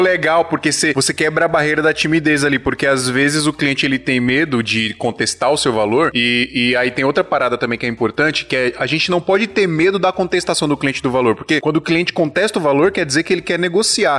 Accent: Paraíba, Brazil; moved away; Eu sou da Paraíba

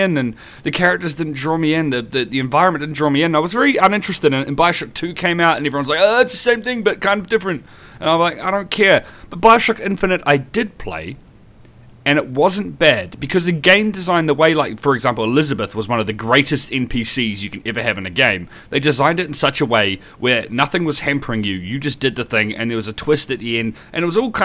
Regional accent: New Zealand; as a Kiwi

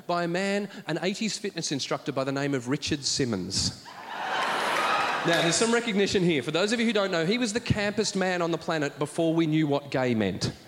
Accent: Australia; I'm an Australian who tells stories

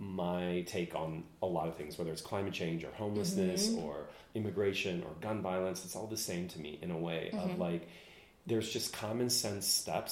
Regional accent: Indiana, United States; I grew up in Indiana.

